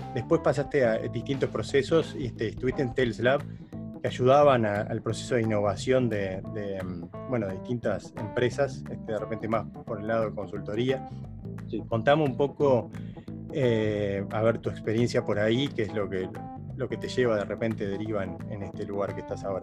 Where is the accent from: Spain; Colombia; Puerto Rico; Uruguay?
Uruguay; moved away as an adult; now in Netherlands; siendo uruguayo, pero hace siete años, que, ocho años que vivo acá